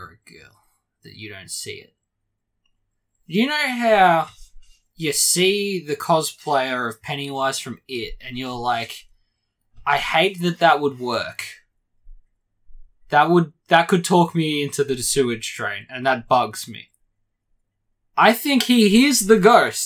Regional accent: Australia; I'm Australian

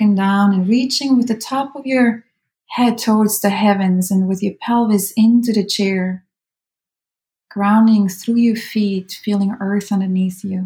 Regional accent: Switzerland; moved away as an adult; I'm Swiss German, right? I'm from Switzerland

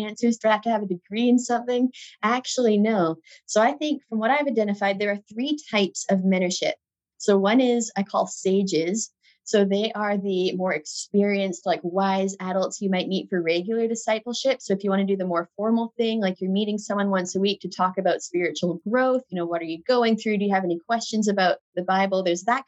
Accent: Alberta, Canada; Alberta, where I grew up in Canada

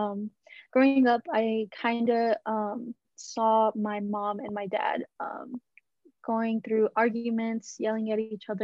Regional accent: Dallas, Texas, United States; I was born in Dallas, Texas, born and raised

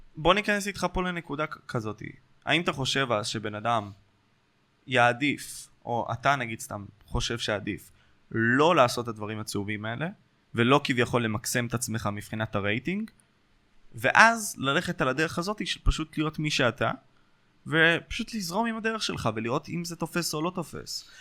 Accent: Ashkelon, Southern District, Israel; אצלנו באשקלון

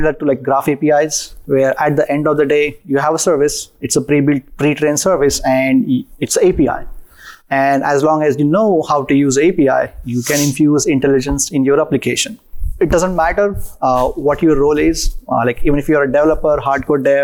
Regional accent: India; moved away as an adult; now in United States; Was born and raised in India

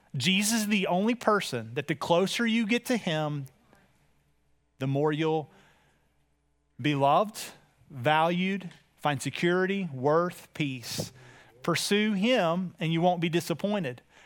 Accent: United States; as an American

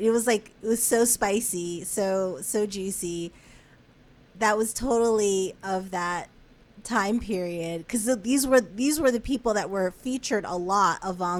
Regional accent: Englewood, New Jersey, United States; moved away; also born or lived in Brooklyn; where I grew up in Englewood. It was in Englewood Cliffs.

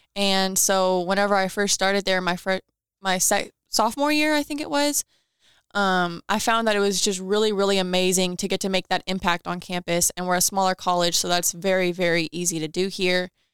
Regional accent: Owensboro, Kentucky, United States; from here

